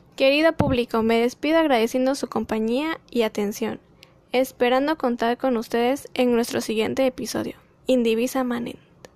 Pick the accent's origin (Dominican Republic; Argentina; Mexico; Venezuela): Mexico